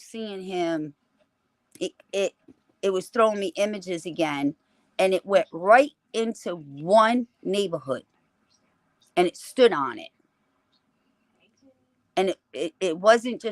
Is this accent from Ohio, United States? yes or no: no; Massachusetts, United States; I'm from Massachusetts.